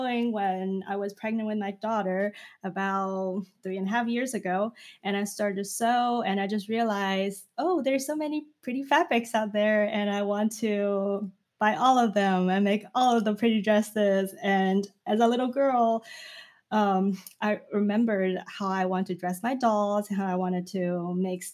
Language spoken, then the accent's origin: English; China; moved away as an adult; now in United States; when I came to United States to study when I was 20 from China